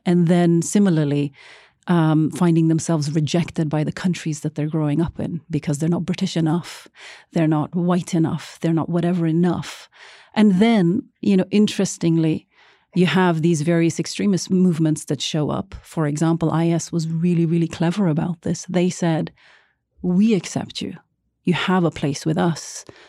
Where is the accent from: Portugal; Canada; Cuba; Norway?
Norway; being a brown girl gro-, growing up in Norway